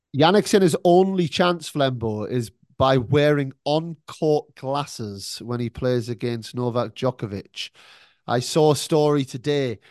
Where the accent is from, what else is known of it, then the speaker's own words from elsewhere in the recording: United Kingdom; now in Melbourne, Australia; I'm British